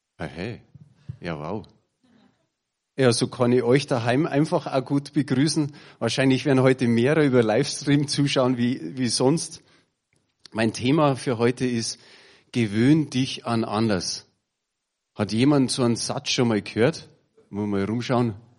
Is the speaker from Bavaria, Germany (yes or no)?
yes; Bavaria, Germany; bei uns in Bayern